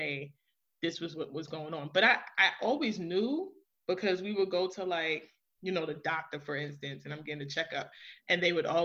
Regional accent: New York City, New York, United States; I am originally from Queens, New York. Born and raised by my maternal grandmother

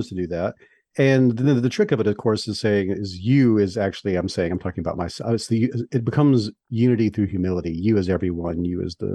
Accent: the South, United States; I'm from the South

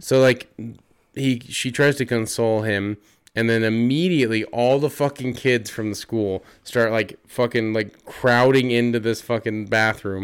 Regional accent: Utah, United States; we're from Utah

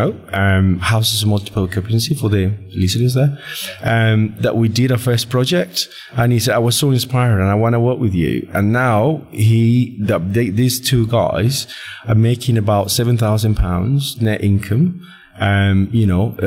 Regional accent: Colombia; moved away as an adult; now in United Kingdom; I'm from Colombia, born and raised in Colombia

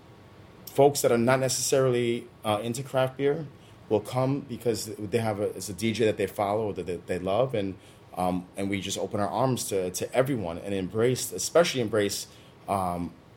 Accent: New York City, New York, United States; I was born and raised in New York City with hip-hop in my blood

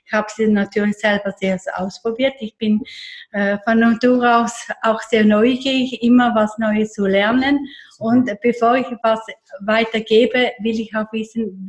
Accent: Eastern Switzerland, Switzerland; now in Zürich, Switzerland; Ich bin in der Ostschweiz äh, groß geworden, in, der Nähe vom Bodensee

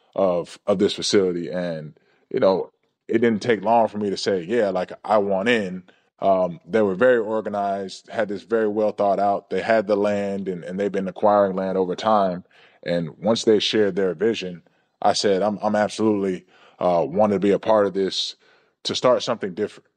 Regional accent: Georgia, United States; growing up in Georgia, watching the Atlanta Braves

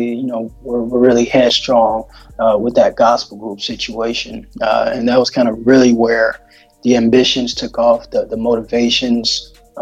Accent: Detroit, Michigan, United States; now in Texas, United States; I'm born and raised in Detroit, Michigan

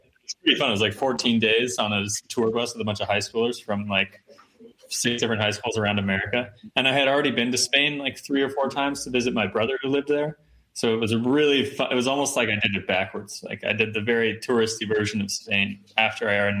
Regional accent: Iowa, United States; I'm from Iowa, or where I'm from in Iowa, it's like there's a shit ton of agriculture

